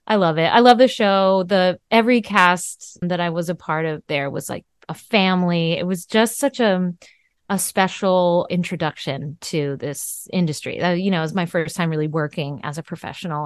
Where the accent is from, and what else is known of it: Vermont, United States; born or raised there; moved away